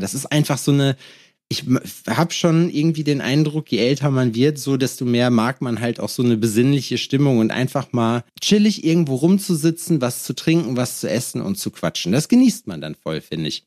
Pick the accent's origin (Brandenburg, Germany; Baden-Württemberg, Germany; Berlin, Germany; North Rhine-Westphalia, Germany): North Rhine-Westphalia, Germany; Lüdenscheid; in Lüdenscheid, wo ich herkomme